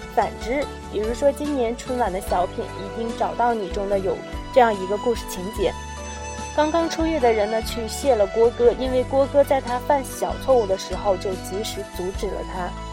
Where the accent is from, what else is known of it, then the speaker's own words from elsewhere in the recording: Genhe, Inner Mongolia, China; 我们家乡自己的微信公众平台，掌上根河